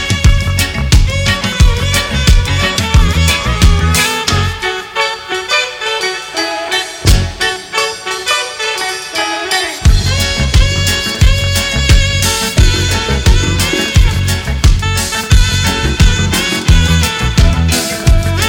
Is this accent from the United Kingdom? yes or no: yes; Leicester, East Midlands, United Kingdom; my hometown, Leicester Town, just down the road from me. Because I'm a country boy now these days